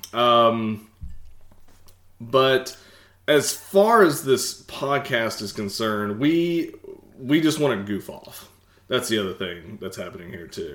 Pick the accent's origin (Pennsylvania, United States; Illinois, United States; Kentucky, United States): Kentucky, United States; Morehead; now in Lexington, United States; I grew up in Eastern Kentucky and transplant here to Lexington, so about an hour away, grew up in Moorhead